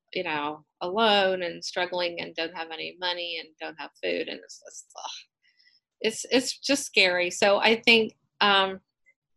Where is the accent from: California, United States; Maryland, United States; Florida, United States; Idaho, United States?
Maryland, United States; Western; moved away as an adult; now in Georgia, United States; I grew up in Maryland, in Western Maryland, and I moved here in 1974 and went to college here